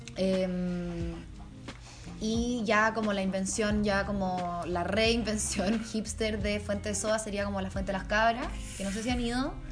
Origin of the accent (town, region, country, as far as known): Chile